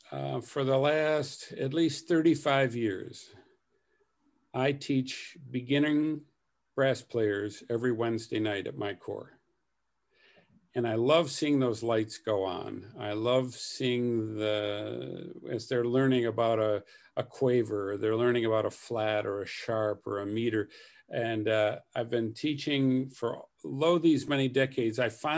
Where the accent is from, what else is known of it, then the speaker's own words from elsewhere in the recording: Michigan, United States; also born or lived in Flint / Sheboygan; so I was born in Flint, Michigan. And then the son of Salvation Army officers, we had several appointments. And they were all in Michigan